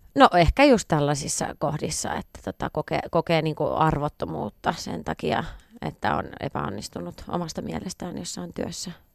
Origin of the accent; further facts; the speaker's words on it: Viiala, Pirkanmaa, Finland; moved away as an adult; now in Helsinki, Finland; lapsuuden ystävät, jotka, joita mullakin on niin tota, vielä oikein kourallinen viialasta